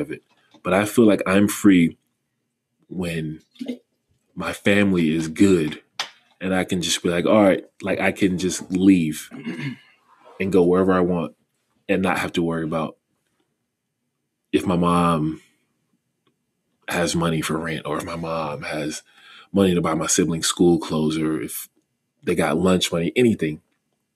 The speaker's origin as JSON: {"language": "English", "region": "North Carolina", "country": "United States", "tie": "born or raised there", "said": "I grew up in North Carolina"}